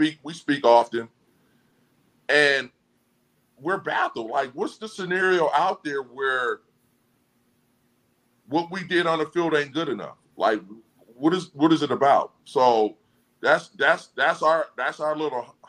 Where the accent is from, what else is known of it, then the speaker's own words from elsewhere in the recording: Seattle, Washington, United States; I'm from Seattle